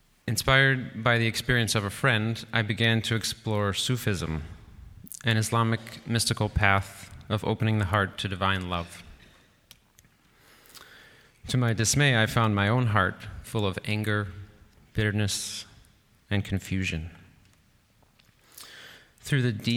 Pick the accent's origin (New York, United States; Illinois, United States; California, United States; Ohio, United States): Illinois, United States; Chicago; Growing up on Chicago's South Side